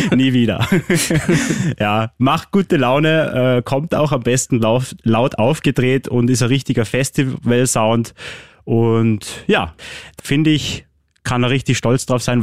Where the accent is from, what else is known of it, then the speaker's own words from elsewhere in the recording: Austria; bei uns in Österreich